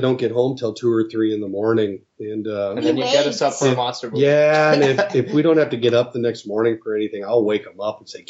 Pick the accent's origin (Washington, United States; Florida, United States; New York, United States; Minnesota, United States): Minnesota, United States; Minneapolis; we were coming home from, I grew up in Minneapolis